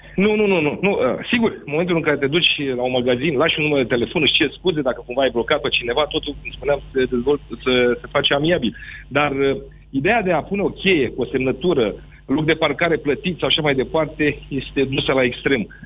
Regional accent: Bucharest, Romania; Eu sunt din București

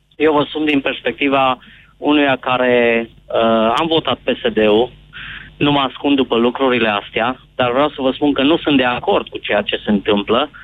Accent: Zalău, Sălaj County, Romania; sunt din Zalău

